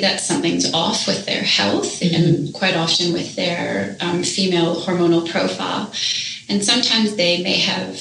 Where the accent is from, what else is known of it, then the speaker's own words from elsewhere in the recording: just outside of Toronto, Ontario, Canada; now in Australia; I was born in Canada. I was born just outside of Toronto